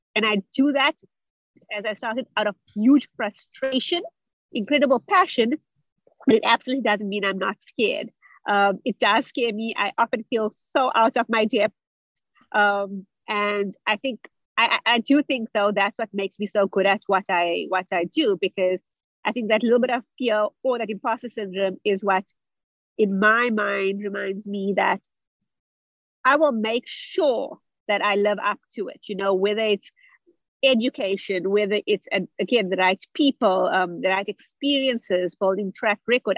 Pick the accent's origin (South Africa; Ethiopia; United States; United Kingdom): South Africa; also born or lived in Germany; I'm originally from South Africa, where I also studied